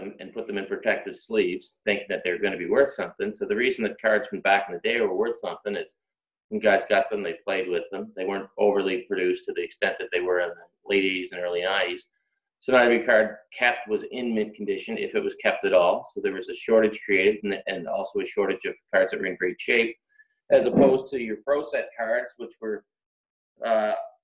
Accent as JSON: {"language": "English", "area": "Pictou County", "region": "Nova Scotia", "country": "Canada", "also_born_or_lived": "Toronto", "moved": "yes", "said": "I'm from Pictou County"}